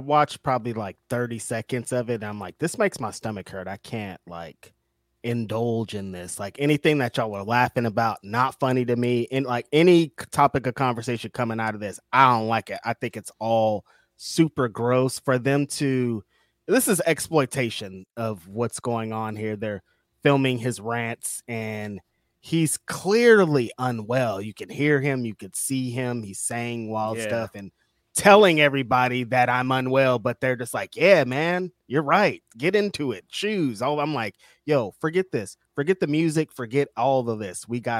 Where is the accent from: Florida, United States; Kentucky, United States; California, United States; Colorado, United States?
California, United States; Bakersfield; I'm from Bakersfield, and there was a suburb, Oildale, where meth is